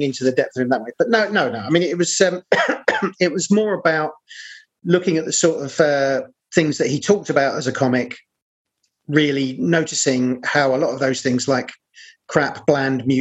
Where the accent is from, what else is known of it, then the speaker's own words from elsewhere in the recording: London, United Kingdom; also born or lived in Battersea; I'm actually from South East London, although parts of my family were from Battersea